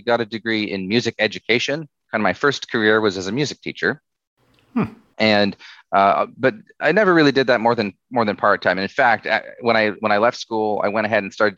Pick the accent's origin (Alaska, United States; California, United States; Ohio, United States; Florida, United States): Alaska, United States; Southeast; So I grew up in Southeast Alaska.